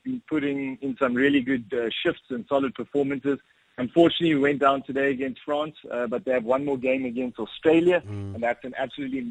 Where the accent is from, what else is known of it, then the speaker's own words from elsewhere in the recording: South Africa; we're playing in our home country, Pretoria